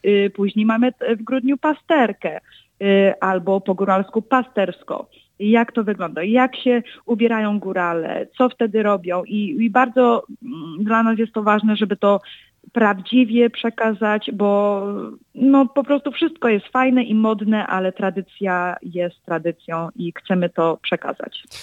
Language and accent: Polish; Chicago, Illinois, United States; od początku urodziłam się w Stanach